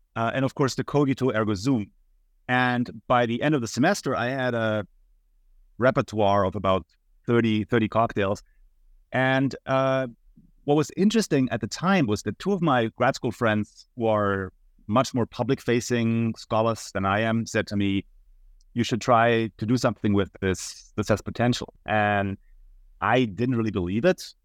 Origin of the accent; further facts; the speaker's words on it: Munich, Bavaria, Germany; moved away as an adult; now in United States; I'm originally from Munich, Germany, and that's also where I attended the university yeah, for eight semesters